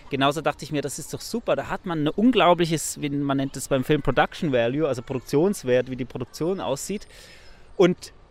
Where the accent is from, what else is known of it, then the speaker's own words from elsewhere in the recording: Switzerland; ich bin in der Schweiz aufgewachsen, ich kenne das Wattenmeer nicht, kannte das Wattenmeer nicht.